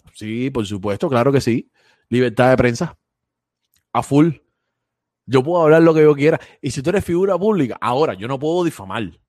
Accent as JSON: {"language": "Spanish", "country": "Cuba", "moved": "yes", "lives_now": "Florida, United States", "said": "siempre somos cubanos"}